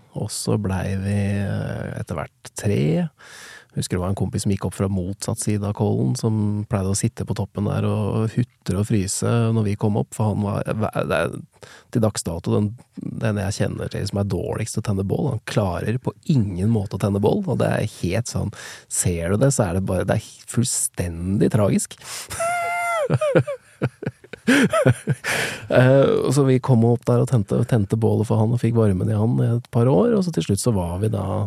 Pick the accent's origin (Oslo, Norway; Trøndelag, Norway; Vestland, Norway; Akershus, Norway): Akershus, Norway; Nittedal; jeg vokste opp i Nittedal